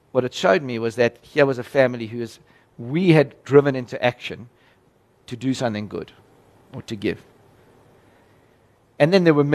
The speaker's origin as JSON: {"language": "English", "country": "South Africa", "said": "as a South African"}